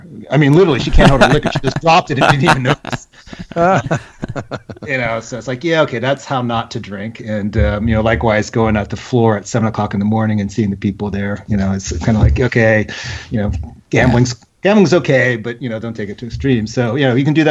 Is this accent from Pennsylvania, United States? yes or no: yes; Philadelphia, Pennsylvania, United States; now in Washington, D.C. area, United States; We're originally from the Philadelphia area, so it's always the Philadelphia sports teams